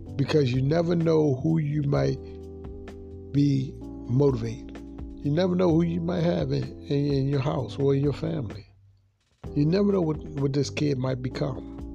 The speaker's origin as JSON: {"language": "English", "town": "Baltimore", "region": "Maryland", "country": "United States", "tie": "born or raised there", "said": "I grew up um, in Baltimore, a young kid without a father"}